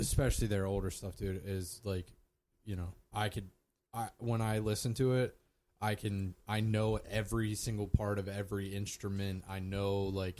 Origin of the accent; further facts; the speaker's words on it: Columbia, Pennsylvania, United States; was born in Columbia, PA, in 1987.